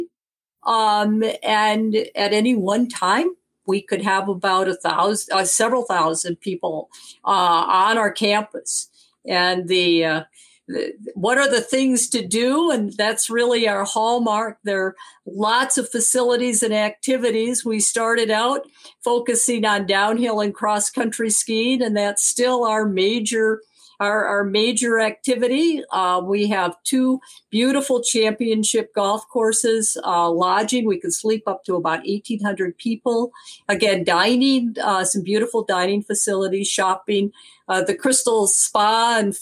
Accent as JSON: {"language": "English", "area": "Benzie County", "region": "Michigan", "country": "United States", "tie": "born or raised there", "also_born_or_lived": "East Coast (US) / California", "moved": "as an adult", "said": "I'm originally from Benzie County, which I will say is the smallest landmass county in Michigan"}